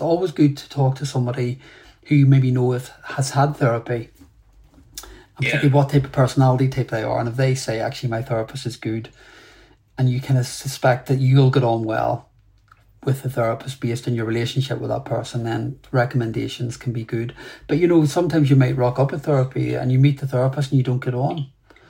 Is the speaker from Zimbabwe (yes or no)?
no; Ireland; And look, I'm an Irish man, so, you know, I talk a lot.